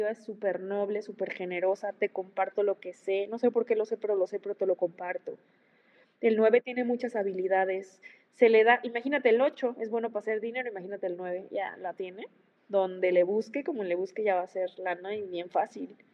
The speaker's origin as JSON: {"language": "Spanish", "region": "Chihuahua", "country": "Mexico", "tie": "born or raised there", "lives_now": "Michoacán, Mexico", "said": "yo crecí, mira, yo soy eh, chihuahuense, yo, yo, bueno, vivo en Michoacán, soy, una mezcla entre Chihuahua y Michoacán."}